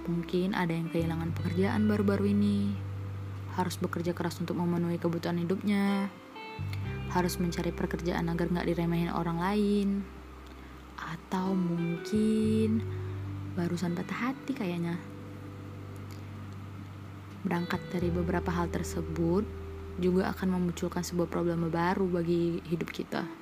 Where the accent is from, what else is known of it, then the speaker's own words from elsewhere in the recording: Medan, North Sumatra, Indonesia; born there; Aku lahir di kota Medan 21 tahun yang lalu.